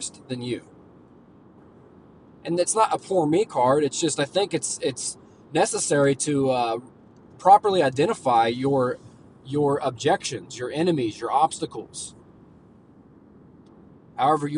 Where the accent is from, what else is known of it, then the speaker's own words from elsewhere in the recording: Oklahoma, United States; I'm from Oklahoma